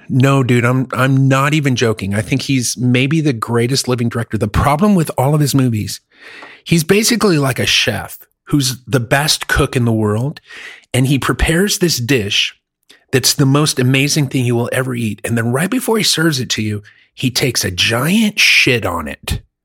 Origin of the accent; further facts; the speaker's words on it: Germany; now in United States; I lived, I grew up in Germany